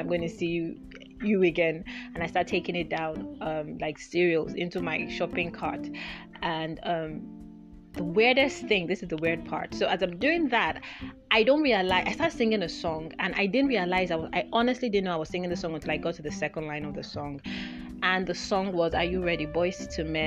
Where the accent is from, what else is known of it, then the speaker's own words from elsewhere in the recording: Nigeria; also born or lived in United Kingdom / Lagos, Nigeria; when I moved back to Nigeria